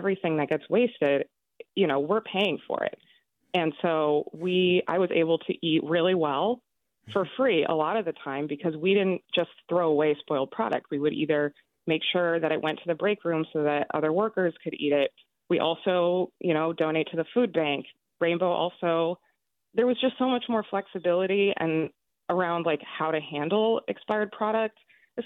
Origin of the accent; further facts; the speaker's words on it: San Francisco, California, United States; now in New York, United States; I'm from San Francisco, born and raised, and I live in New York now